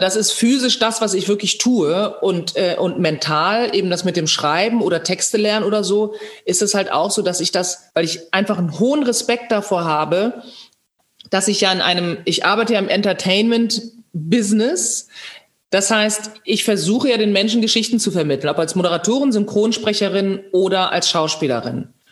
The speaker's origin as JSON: {"language": "German", "town": "Bad Zwischenahn", "region": "Lower Saxony", "country": "Germany", "tie": "born or raised there", "said": "ich meine Kindheit in Bad Zwischenahn verbringen durfte, im Ammerland, in, äh, next to Ostfriesland"}